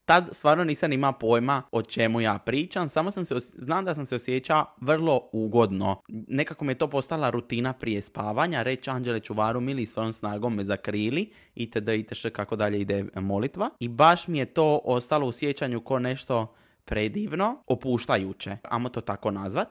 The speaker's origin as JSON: {"language": "Croatian", "town": "Trogir", "region": "Split-Dalmatia County", "country": "Croatia", "tie": "born or raised there", "said": "Marija i ja smo odrasli u Trogiru"}